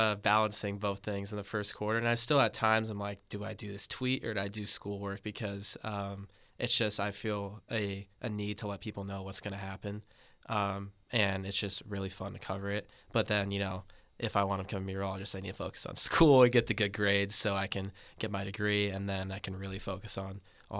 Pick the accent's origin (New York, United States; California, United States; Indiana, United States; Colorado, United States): California, United States; San Carlos; I am a freshman from San Carlos, California, studying atmospheric science at UC Davis.